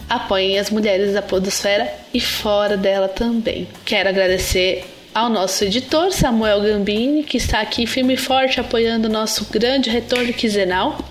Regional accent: Brasília, Federal District, Brazil; sou de Brasília

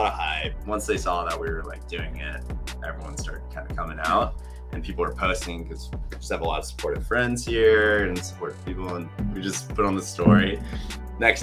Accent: Rhode Island, United States; moved away; I'm from Rhode Island.

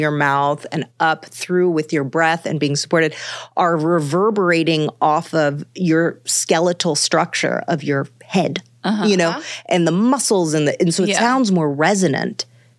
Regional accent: Manhattan, New York, United States; I'm from Manhattan, and that is natural to Manhattanites too, you know?

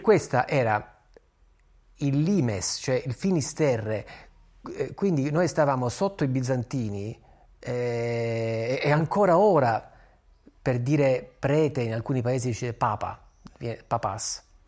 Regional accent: Apulia, Italy; io sono pugliese

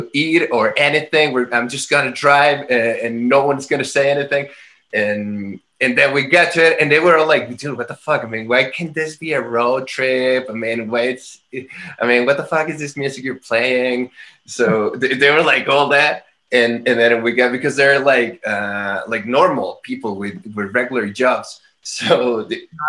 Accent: Guadalajara, Jalisco, Mexico; moved away as an adult; now in Mexico City, Mexico; living in Guadalajara, which is my hometown

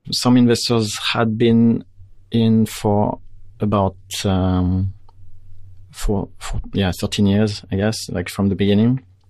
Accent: France; moved away as an adult; now in Canada; I grew up in France

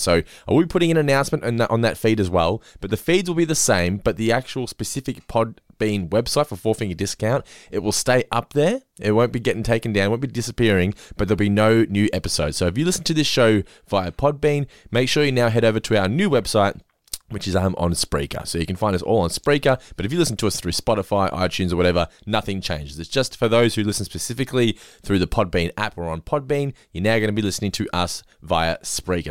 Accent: Australia; We're Aussie as it gets

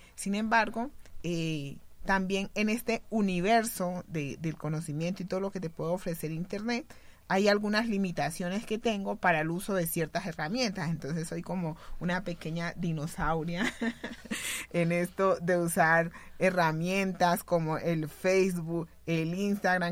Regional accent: Buenaventura, Valle del Cauca, Colombia; yo soy de Buenaventura y de los años 80

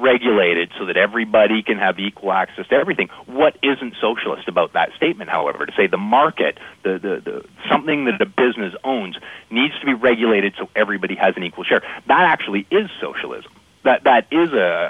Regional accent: Canada; I'm a Canadian as well

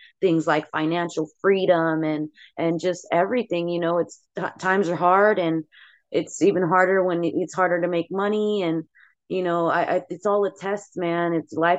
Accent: Bay Area, California, United States; the freaking legends that I grew up listening to in the Bay Area

